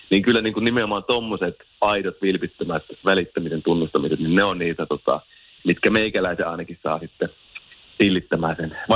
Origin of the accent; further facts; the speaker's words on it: Oulu, North Ostrobothnia, Finland; accent: Oulu dialect; mä oon Oulusta ja sen takia kuulostan tältä.